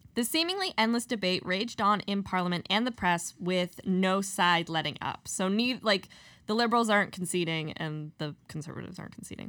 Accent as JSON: {"language": "English", "country": "Canada", "said": "as Canadians"}